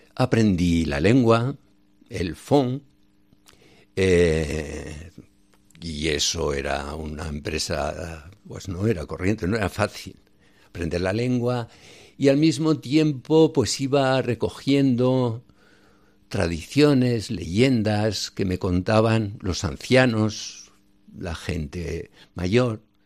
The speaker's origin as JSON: {"language": "Spanish", "town": "Sádaba", "region": "Aragon", "country": "Spain", "tie": "born or raised there", "also_born_or_lived": "Benin / Niger", "moved": "as an adult", "said": "Yo nací en un pueblo de Zaragoza, Sádaba, de las cinco villas. Y allí estuve toda mi infancia."}